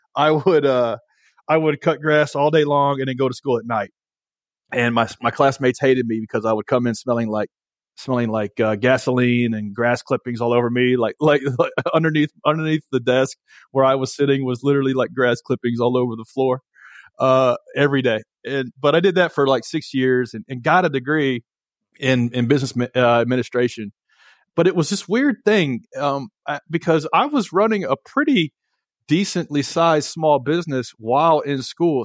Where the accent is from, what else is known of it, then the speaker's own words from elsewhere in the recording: Nashville, Tennessee, United States; I'm from Nashville, Tennessee